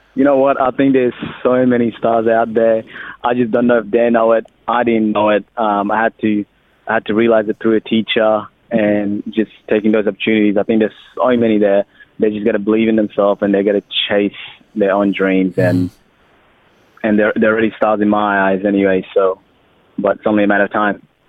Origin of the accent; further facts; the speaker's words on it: Australia; accent: Australian; also born or lived in Sudan; We've got the Australian accent, been here since 10 years old